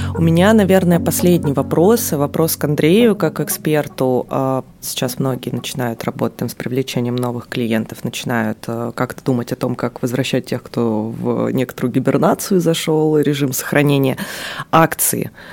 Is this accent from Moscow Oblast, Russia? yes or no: no; Magadan, Magadan Oblast, Russia; moved away; я родилась в Магадане